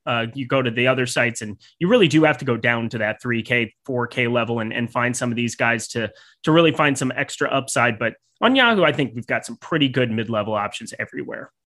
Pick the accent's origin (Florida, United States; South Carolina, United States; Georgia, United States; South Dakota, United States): South Dakota, United States; now in Southern California, United States; growing up in South Dakota